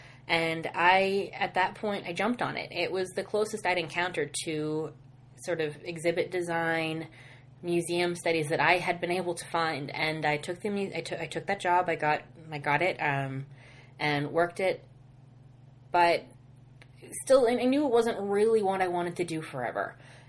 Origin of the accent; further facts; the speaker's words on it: Halifax, Nova Scotia, Canada; moved away as an adult; I was born in Halifax, Nova Scotia. I lived there until June 28th, 2009. And on June 28th, 2009, I packed up my life and came to Western.